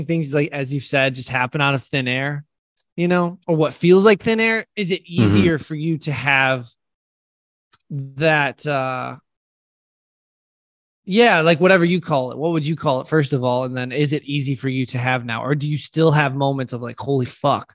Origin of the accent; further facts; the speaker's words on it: United States; I'm an American